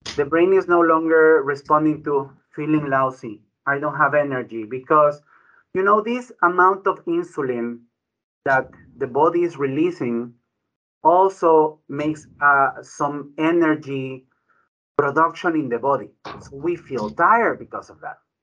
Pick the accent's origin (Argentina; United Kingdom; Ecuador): Ecuador; also born or lived in Bronx, New York; now in United States; My background is Ecuadorian. I was born in Ecuador.